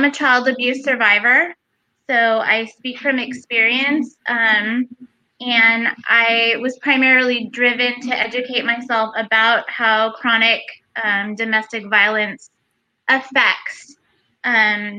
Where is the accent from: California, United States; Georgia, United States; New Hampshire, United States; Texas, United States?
California, United States; Los Angeles; moved away as an adult; now in Sacramento, United States; I am a Mexican-American woman born and raised in Los Angeles